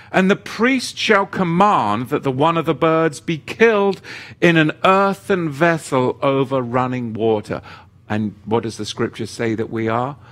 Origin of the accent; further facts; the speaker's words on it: England, United Kingdom; as a young boy growing up in England